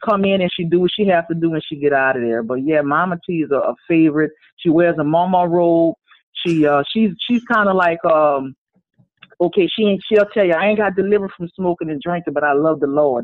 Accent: Louisiana, United States; Born and raised in Louisiana

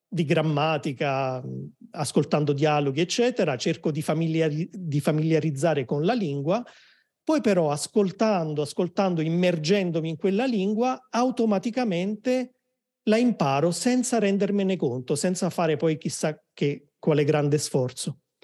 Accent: Naples, Campania, Italy; moved away; also born or lived in Rome; sono di Napoli, ma ho vissuto a Roma per tanti anni

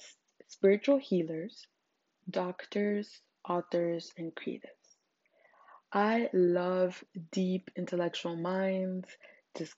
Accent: Zimbabwe; English is a second language; English is my third language. I'm African. I'm from Zimbabwe

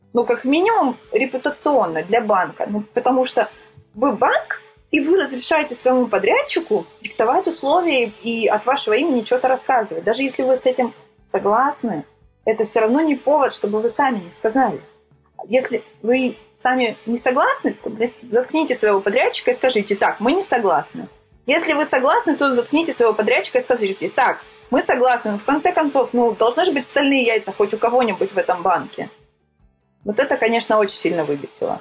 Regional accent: Sochi, Krasnodar Krai, Russia; moved away as an adult; now in Moscow, Russia; я вообще родом из Сочи, и Из Сочи я уехала лет шесть, наверное, назад

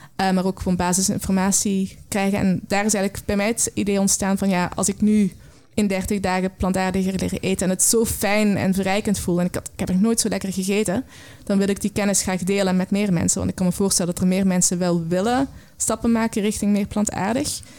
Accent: Belgian Limburg, Flanders, Belgium; now in Netherlands; Ik ben eh, opgegroeid in een klein Belgisch Limburgs

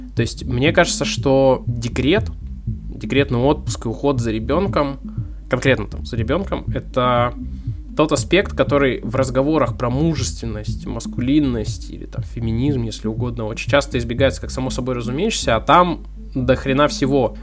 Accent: Arsenyev, Primorsky Krai, Russia; я вырос э, в Арсеньеве

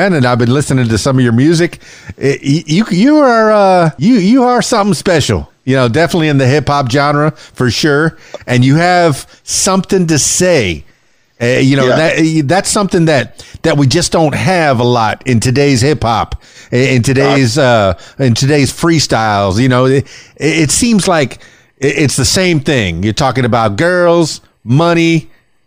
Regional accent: Miami, Florida, United States; I grew up in Miami

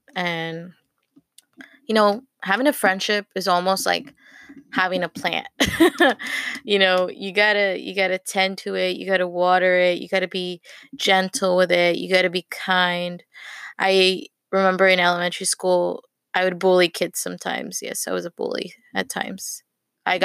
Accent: Texas, United States; Like, we're like from North Texas.

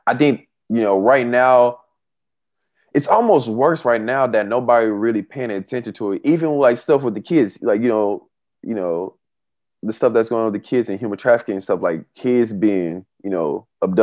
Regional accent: Tulsa, Oklahoma, United States; my hometown in Tulsa

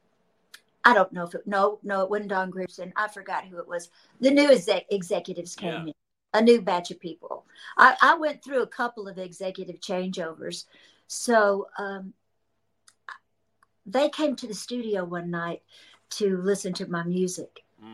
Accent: Memphis, Tennessee, United States; moved away as an adult; now in Nashville, United States; I'm from Memphis and I've lived in Nashville since I was 18 as my permanent residence.

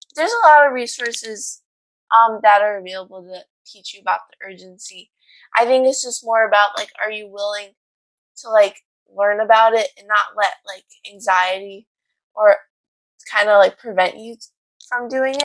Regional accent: Chicago, Illinois, United States; I'm from Chicago

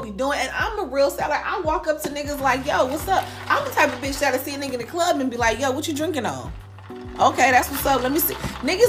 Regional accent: California, United States; I'm from California.

